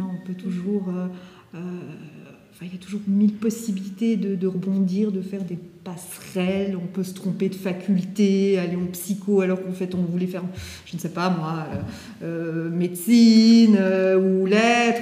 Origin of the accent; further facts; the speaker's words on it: Valais, Switzerland; moved away as an adult; also born or lived in Geneva; now in Lausanne, Switzerland; je suis originaire du Valais